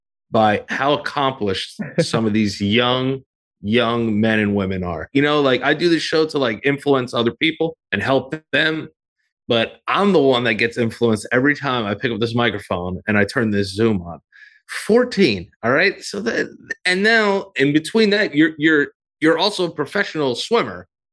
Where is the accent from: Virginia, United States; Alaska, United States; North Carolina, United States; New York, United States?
New York, United States; born there; I was born in America. I was born in New York.